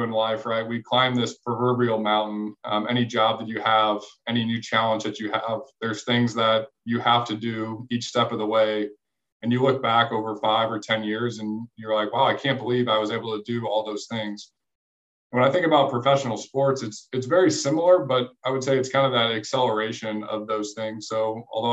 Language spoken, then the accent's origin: English; St. Charles, Missouri, United States; I grew up in St. Louis, just across the river in St. Charles. So still live here